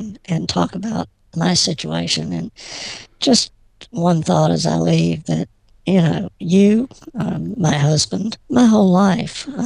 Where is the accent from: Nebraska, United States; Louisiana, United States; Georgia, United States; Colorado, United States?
Georgia, United States; I grew up in Georgia.